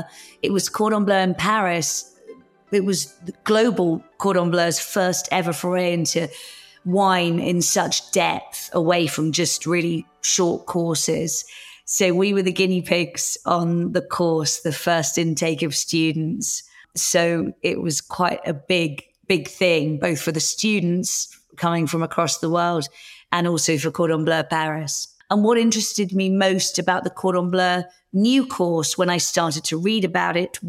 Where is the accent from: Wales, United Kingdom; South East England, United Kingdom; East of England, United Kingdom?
East of England, United Kingdom; Hertfordshire; also born or lived in London; now in Winchester, United Kingdom; I grew up in Hertfordshire and was at school in London